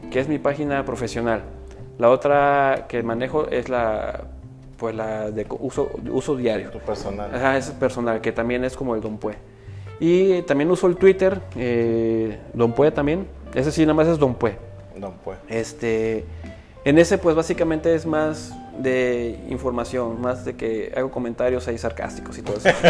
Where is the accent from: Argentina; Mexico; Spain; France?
Mexico; Puebla; Entonces, este, por eso le puse del sur para el norte, ¿por qué? Porque pues yo vengo de Puebla